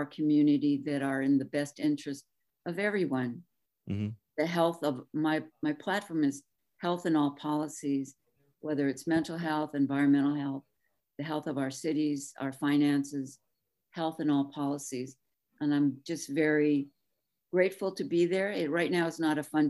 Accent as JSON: {"language": "English", "town": "Pico Rivera", "region": "California", "country": "United States", "tie": "born or raised there", "moved": "yes", "lives_now": "Oxnard, United States", "said": "I grew up in Pico Viejo in San Gabriel Valley, in Pico Rivera."}